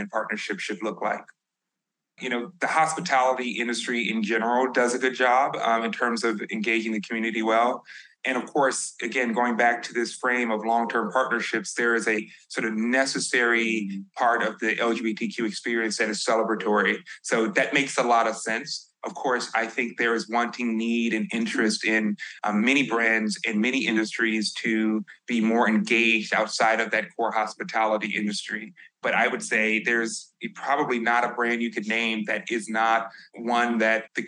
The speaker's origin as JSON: {"language": "English", "town": "Chicago", "region": "Illinois", "country": "United States", "said": "I'm from the South Side of Chicago"}